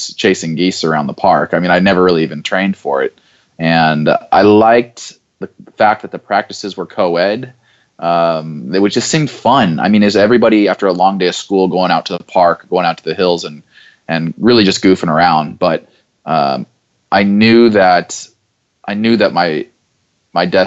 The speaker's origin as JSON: {"language": "English", "town": "Boise", "region": "Idaho", "country": "United States", "tie": "born or raised there", "said": "growing up in Boise, Idaho"}